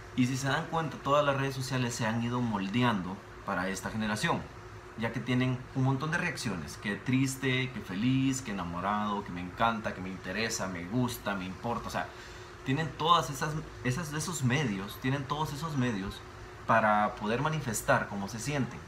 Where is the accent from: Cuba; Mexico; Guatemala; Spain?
Guatemala